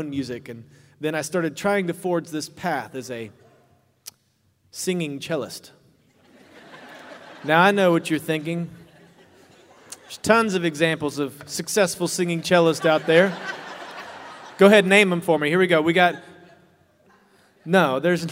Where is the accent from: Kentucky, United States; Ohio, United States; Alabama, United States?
Kentucky, United States; Growing up in Kentucky, I started playing the cello when I was 9 years old in public schools.